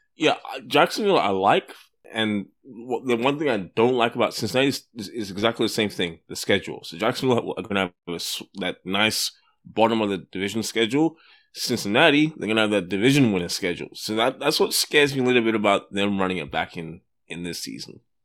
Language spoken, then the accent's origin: English; Australia; I am Australian